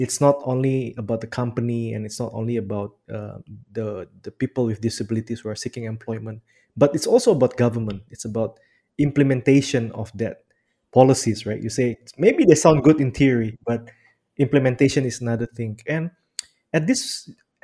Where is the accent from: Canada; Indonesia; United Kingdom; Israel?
Indonesia; Bandar Lampung, Lampung; I'm from Bandar Lampung